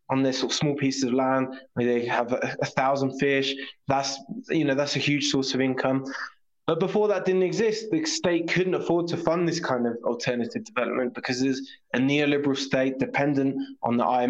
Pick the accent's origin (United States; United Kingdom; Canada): United Kingdom; now in La Paz, Bolivia; I lived here in La Paz till I was five, and then we went to the UK, and I've lived there for most of our life since then.